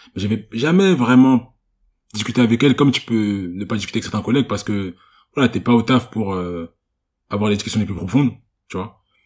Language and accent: French; Cameroon; je suis camerounais